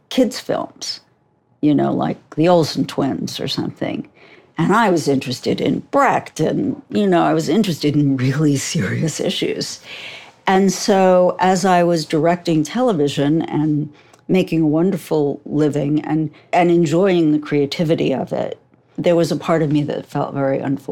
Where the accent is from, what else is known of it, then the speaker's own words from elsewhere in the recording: New York, United States; I'm from New York